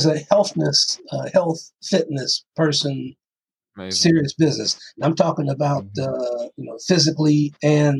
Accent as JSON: {"language": "English", "town": "Toledo", "region": "Ohio", "country": "United States", "also_born_or_lived": "Chicago", "moved": "yes", "lives_now": "North Carolina, United States", "said": "I'm from Toledo, Ohio"}